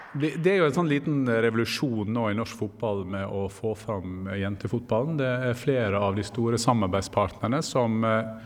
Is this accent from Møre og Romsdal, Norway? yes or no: yes; Gursken, Møre og Romsdal, Norway; moved away; Der jeg kommer fra, Gursken